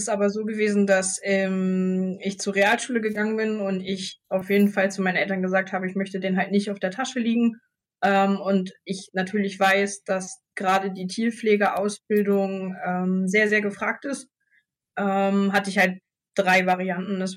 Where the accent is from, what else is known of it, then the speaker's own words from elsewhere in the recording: Marlow, Mecklenburg-Vorpommern, Germany; komme aus Marlow. Also ich habe da meinen eigenen Hof und mein Haus mit meinem Mann zusammen und äh, ja, fahre halt jeden Tag meine Dreiviertelstunde bis hier zum zu Rostock